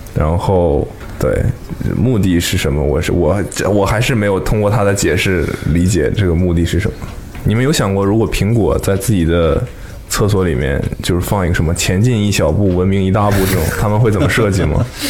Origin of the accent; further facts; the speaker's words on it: Northeast China, China; moved away; 过年回家都是东北的冬天